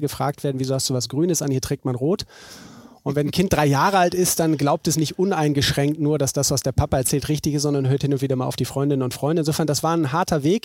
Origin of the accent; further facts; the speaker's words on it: Bremen, Germany; Ich bin in Bremen geboren. Äh, meine Familie kommt von hier, meine Großeltern